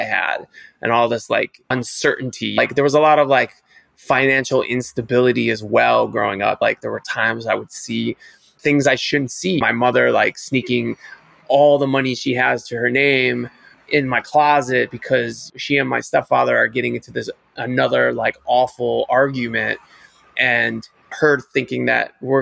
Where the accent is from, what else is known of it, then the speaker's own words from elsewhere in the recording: Cleveland, Ohio, United States; moved away; also born or lived in New York City / Paris; I grew up in Cleveland, Ohio